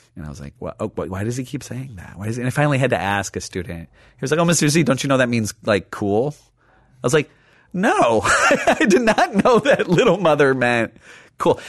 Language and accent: English; Chicago, Illinois, United States; growing up in Chicago, first generation is Latinx